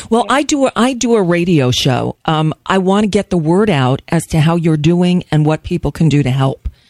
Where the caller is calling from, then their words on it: United States; I'm calling from the United States, and I'm just calling to check in and see if you're okay.